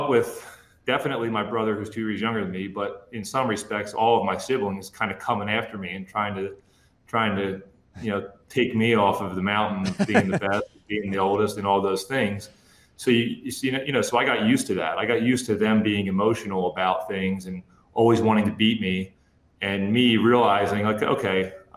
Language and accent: English; New Jersey, United States; moved away; where I grew up down in South Jersey